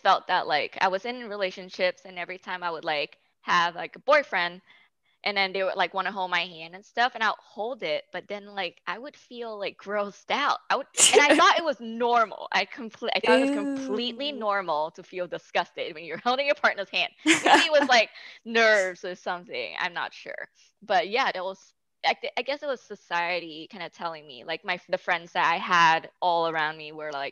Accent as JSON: {"language": "English", "country": "Singapore", "tie": "born or raised there", "first_language": "English", "said": "I'm Singaporean Chinese, so I took Mandarin back in high school"}